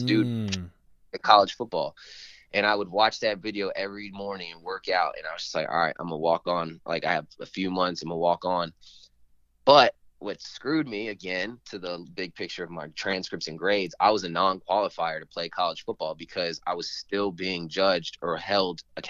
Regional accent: Northern Virginia, United States; So I grew up in Northern Virginia area

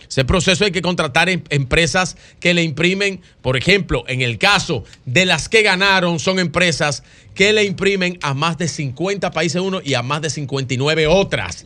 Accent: Dominican Republic

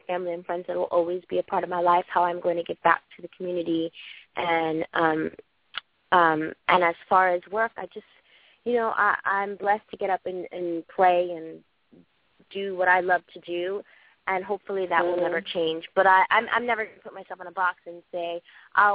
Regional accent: New York City, New York, United States; I'm from Brooklyn.

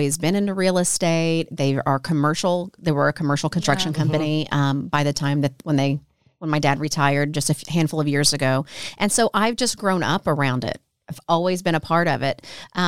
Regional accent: Southern Illinois, United States; moved away as an adult; now in Nashville, United States; I'm from Illinois originally. Okay. Yeah, yeah. Born and raised in Southern Illinois. And then, like I said, I moved down here out of college

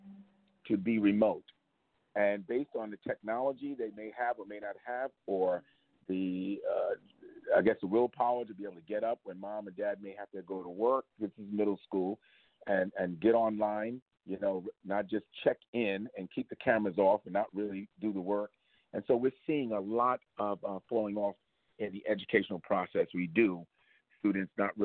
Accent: New York City, New York, United States; Born and raised in East New York, Brownsville. Van Dyke Houses, 419, apartment 10G.

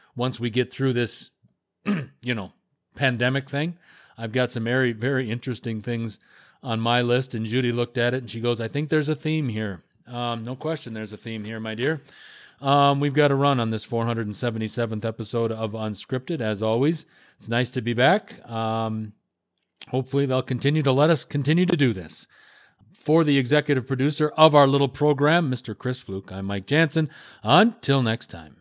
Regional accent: Canada; I'm from Canada.

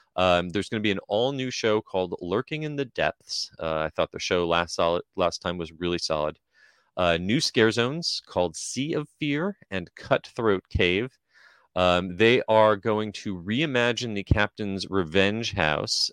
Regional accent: New Jersey, United States; my day growing up in New Jersey

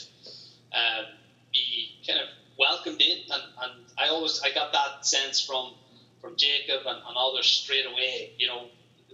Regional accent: Ireland; also born or lived in Greensboro, United States; my hometown wouldn't see a lot of Americans, to be honest, because it's not the big cities, it's not Dublin or Galway

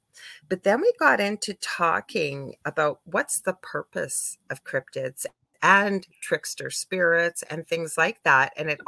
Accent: Canada; I'm a Canadian clairvoyant medium

